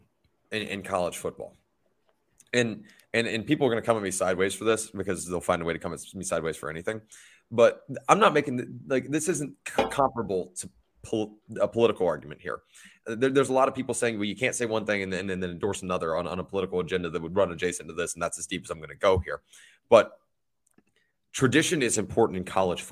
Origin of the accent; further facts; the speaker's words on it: Georgia, United States; Growing up in Georgia